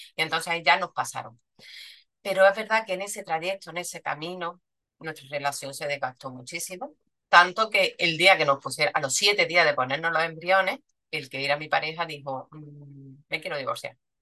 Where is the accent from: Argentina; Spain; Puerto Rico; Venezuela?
Spain; Córdoba, Andalusia; soy de Córdoba, vivo en Córdoba, nacida en Córdoba y trabajo en Córdoba